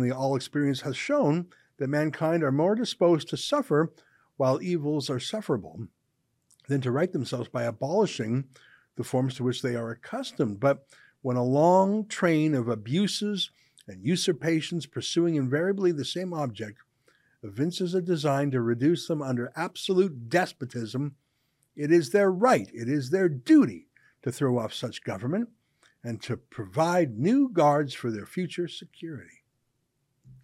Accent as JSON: {"language": "English", "country": "Canada", "said": "our Canadian spirit"}